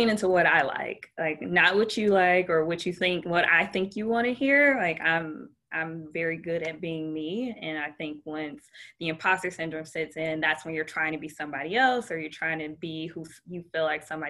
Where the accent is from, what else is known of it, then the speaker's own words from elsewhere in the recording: Detroit, Michigan, United States; now in Orlando, United States; I had no ties to Orlando prior to that. Like, I'm from Detroit. I'm born and raised a Detroit fan.